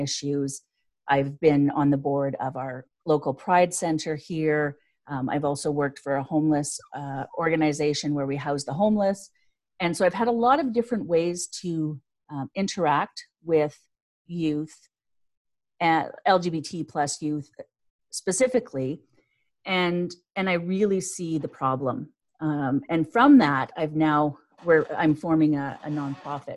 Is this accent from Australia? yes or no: no; Canada; I'm Canadian